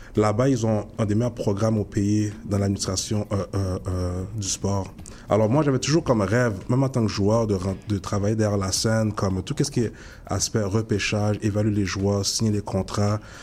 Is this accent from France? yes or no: no; Montreal, Quebec, Canada; also born or lived in Ottawa; Je suis natif de Montréal-Nord